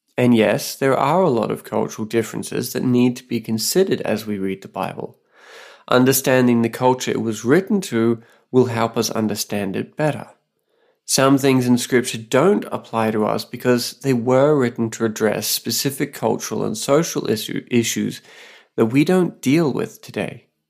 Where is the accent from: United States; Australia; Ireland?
Australia; now in Saipan, Northern Mariana Islands